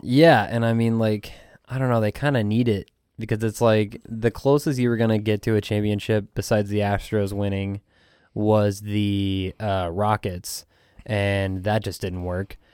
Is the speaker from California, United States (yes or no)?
no; Phoenix, Arizona, United States; now in Houston, United States; I'm originally from Phoenix, but from, from Houston